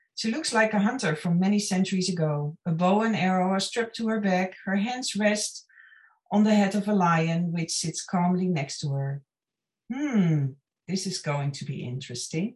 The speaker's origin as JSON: {"language": "English", "country": "Netherlands", "also_born_or_lived": "Los Angeles area, California, United States / New Orleans, United States", "moved": "as an adult", "lives_now": "Ireland", "said": "I'm originally from the Netherlands, and uh, uh, I went to film school and worked in the film industry there"}